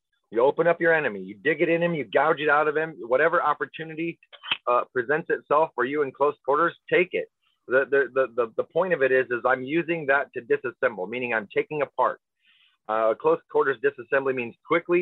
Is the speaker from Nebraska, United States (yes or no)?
yes; Weston, Nebraska, United States; I grew up in Weston, Nebraska.